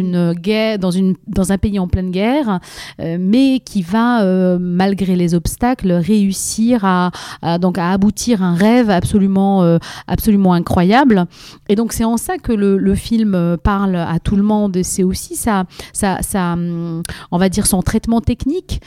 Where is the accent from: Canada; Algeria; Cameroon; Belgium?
Algeria; Algiers, Algiers Province; moved away as an adult; also born or lived in Moscow, Russia; now in France; j'ai vécu trois ans à Moscou et puis après, on a, on a déménagé à Alger. Donc j'ai vécu une grosse partie de, donc de, ma, de ma jeunesse euh, en Algérie